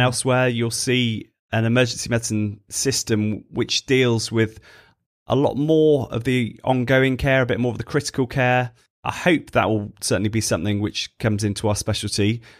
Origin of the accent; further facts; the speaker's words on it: Stratford-upon-Avon, West Midlands, United Kingdom; moved away as an adult; also born or lived in Birmingham; now in Bristol, United Kingdom; growing up in Stratford, so not too far from Birmingham